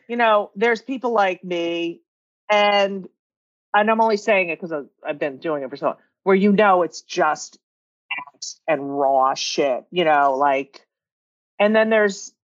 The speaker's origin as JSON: {"language": "English", "region": "New Jersey", "country": "United States", "tie": "born or raised there", "said": "I grew up in New Jersey, 27 miles from New York"}